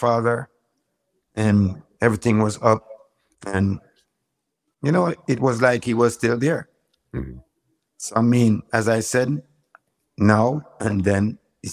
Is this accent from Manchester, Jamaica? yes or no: yes; Manchester Parish, Jamaica; I was born and raised in a parish called Manchester